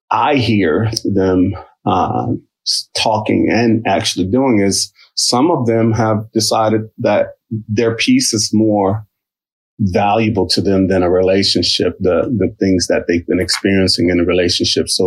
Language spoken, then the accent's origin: English; Midwest, United States; now in Philadelphia, United States; I've been in Philly for 30 years. I'm a transplant from the Midwest.